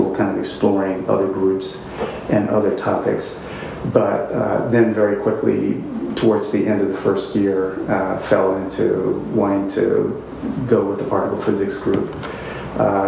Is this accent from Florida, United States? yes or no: no; East St. Louis, Illinois, United States; I grew up in East St. Louis, Illinois, which was a city that was sort of 99% African-American